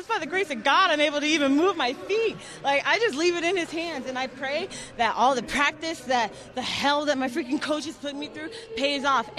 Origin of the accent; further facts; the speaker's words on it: United States; I love representing the U.S.